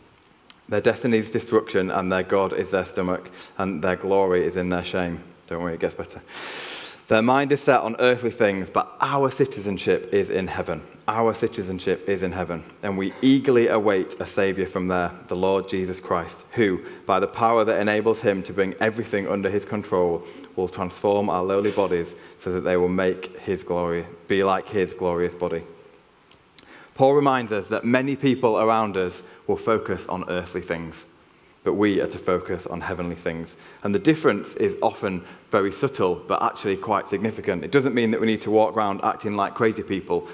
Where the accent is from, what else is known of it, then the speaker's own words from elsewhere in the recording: Yorkshire and the Humber, United Kingdom; accent: Yorkshire; now in Cheltenham, United Kingdom; I cannot hide my Yorkshire accent. You can take the lad out of Yorkshire, but you can't take the Yorkshire out of the lad